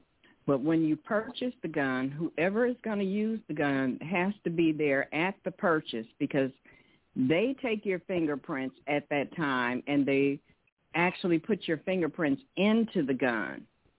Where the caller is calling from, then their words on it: Detroit, Michigan, United States; from Detroit.